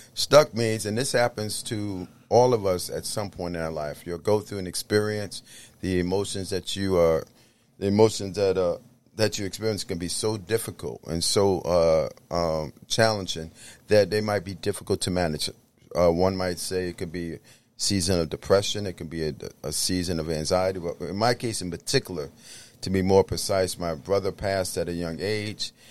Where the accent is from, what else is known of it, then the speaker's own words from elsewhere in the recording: New York City, New York, United States; I grew up, uh, in the Bronx